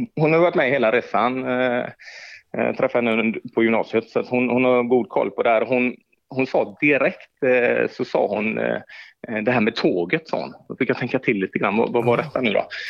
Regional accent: Gothenburg, Västra Götaland, Sweden; also born or lived in Umeå; jag är född och uppväxt och boendes på Hisingen

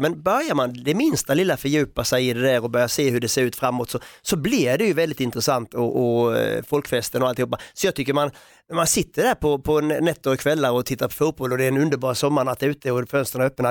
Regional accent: Sweden; man får som svensk

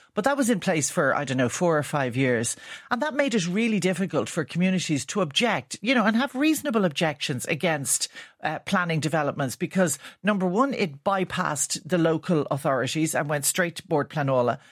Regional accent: Ireland; our character as Irish people

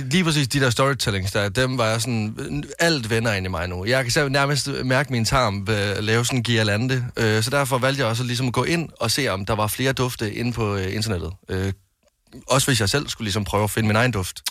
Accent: West Jutland, Denmark; nu kommer jeg fra Vestjylland

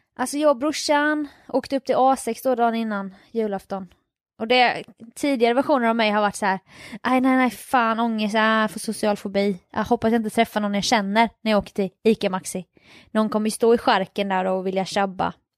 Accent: Jönköping, Jönköping County, Sweden; born or raised there

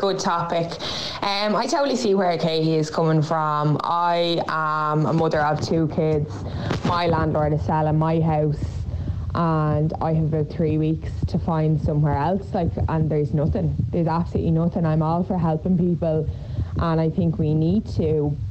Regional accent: Ireland; I'm an Irish citizen. I have two small kids.

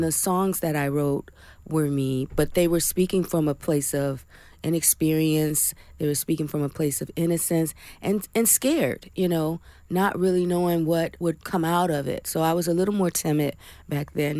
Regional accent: Flint, Michigan, United States; my hometown, Flint, Michigan

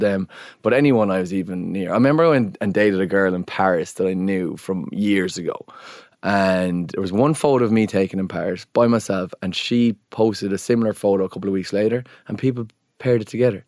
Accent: Ireland; especially as Irish people

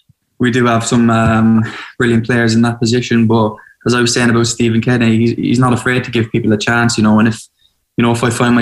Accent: Ireland; moved away; You know, I moved over from Ireland to play football, like, make no bones about that.

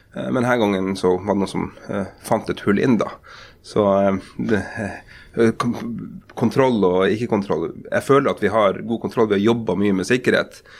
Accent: Porsanger, Finnmark, Norway; also born or lived in Lakselv / Karasjok / Tromsø; now in Oslo, Norway; da jeg vokste opp i Porsanger på slutten av 80-tallet og begynnelsen av 90-tallet

